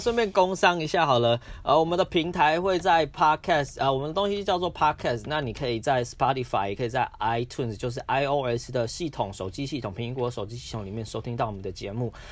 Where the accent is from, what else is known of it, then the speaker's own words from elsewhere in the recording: Taiwan; 我们身在这个地方，我们有刚刚好的人口，刚刚好的面积，刚刚好的资源